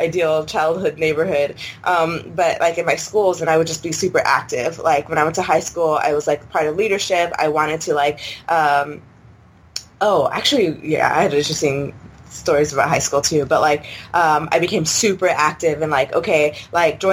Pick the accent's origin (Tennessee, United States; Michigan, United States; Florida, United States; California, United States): California, United States; San Jose; I'm born and raised San Jose